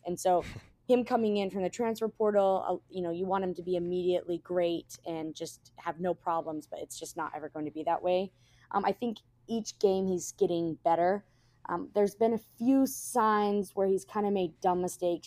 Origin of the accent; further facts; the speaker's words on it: Las Vegas, Nevada, United States; moved away as an adult; also born or lived in Oxford, Mississippi; I'm originally from Las Vegas